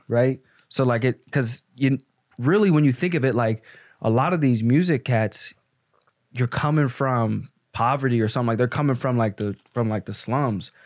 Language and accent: English; Pittsburgh, Pennsylvania, United States; also born or lived in the South; now in Chicago, United States; I grew up in Pittsburgh with my mom